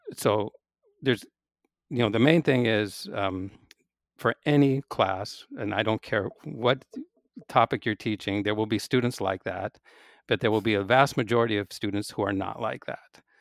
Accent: Seattle, Washington, United States; I grew up in Seattle, so I was a undergraduate at the University of Washington in Seattle.

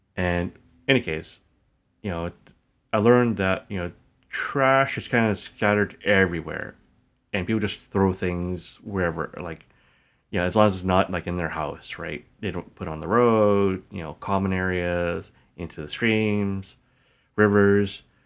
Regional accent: Canada; I call it back home, even though, like, I was born in Canada.

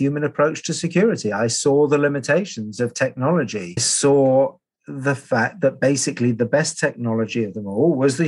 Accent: London, United Kingdom; I grew up in London on the flight path into London Heathrow

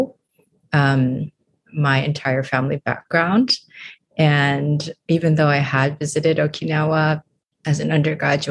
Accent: Honolulu, Hawaii, United States; moved away as an adult; now in San Diego, United States; I am originally from Honolulu

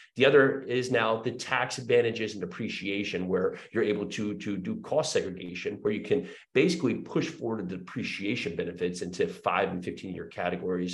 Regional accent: New Jersey, United States; moved away as an adult; also born or lived in New York City; now in Murfreesboro, United States; I was born and raised in New Jersey.

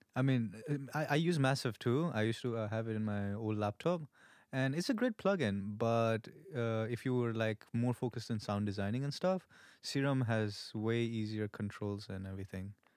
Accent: India; moved away as an adult; also born or lived in Malaysia; now in Melbourne, Australia; I'm pure Indian. I'm from India.

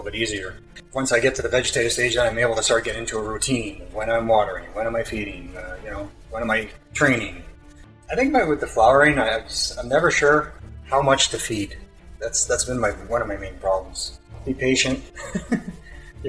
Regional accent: Canada; I'm Canadian

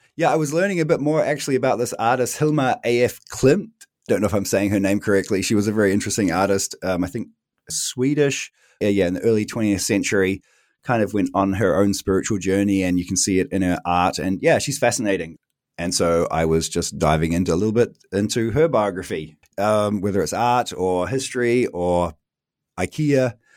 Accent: New Zealand; moved away as an adult; now in Berlin, Germany; I am originally from New Zealand, which you can maybe tell from my accent, but I've been living fourteen, almost fifteen years here in Berlin

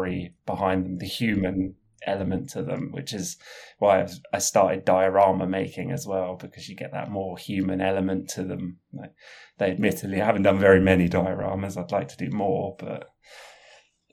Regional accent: London, United Kingdom; I'm a Londoner, so I do a lot of my work in central London

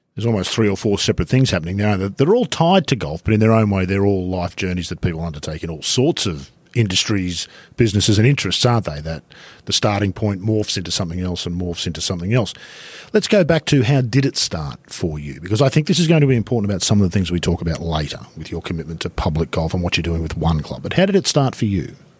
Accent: Sydney, New South Wales, Australia; We used to run around down in the bush behind our place where I grew up in North, North Sydney

